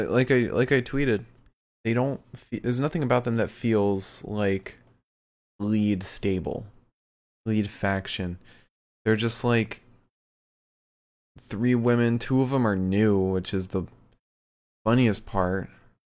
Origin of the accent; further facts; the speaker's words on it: the South, United States; I'm from the South. I get to bully people.